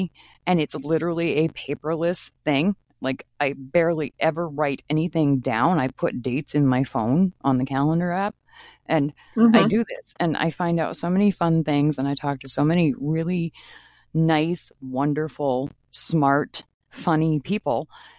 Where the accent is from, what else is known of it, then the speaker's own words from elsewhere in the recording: Maine, United States; And I'm hoping to talk to some people back home where I grew up in Maine too